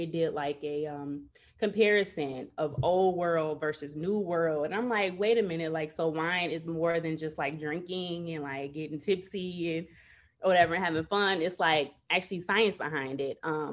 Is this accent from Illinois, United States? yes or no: yes; Chicago, Illinois, United States; I'm from Chicago, born and raised.